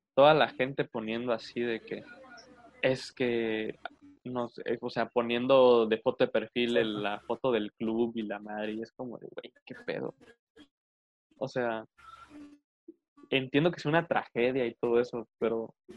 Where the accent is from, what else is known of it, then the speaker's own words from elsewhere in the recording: Arriaga, Chiapas, Mexico; mi ciudad o que pasa en mi ciudad y me da muchísima pena decir, verga, yo soy de ahí